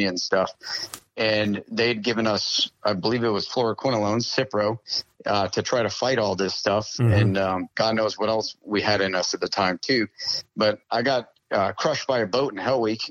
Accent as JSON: {"language": "English", "region": "Maine", "country": "United States", "tie": "born or raised there", "moved": "as an adult", "said": "I grew up in Maine"}